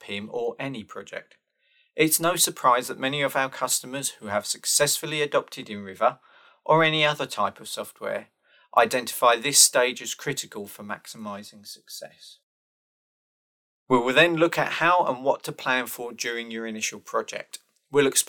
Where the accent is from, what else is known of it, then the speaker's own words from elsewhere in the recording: United Kingdom; I am British and currently I'm living near Rugby